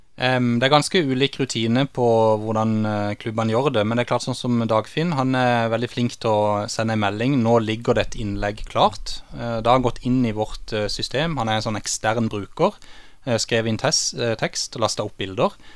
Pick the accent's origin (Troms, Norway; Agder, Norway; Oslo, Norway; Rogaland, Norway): Agder, Norway; Kristiansand; jeg vokste opp i Torredalsveien på Lund, der mine foreldre fortsatt bor